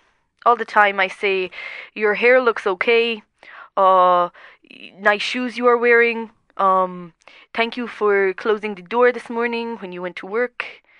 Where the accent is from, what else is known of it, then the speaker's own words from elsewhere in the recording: Netherlands; The Netherlands, sort